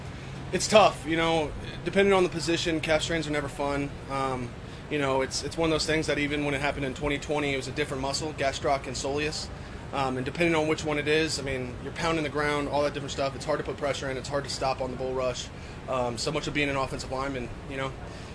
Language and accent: English; Virginia, United States; I'm from Northern Virginia, but my wife is from 45 minutes on the other side of Virginia, Craig County.